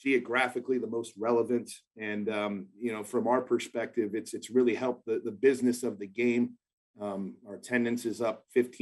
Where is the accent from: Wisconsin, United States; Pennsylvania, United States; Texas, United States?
Texas, United States; Houston; my hometown of Houston, Texas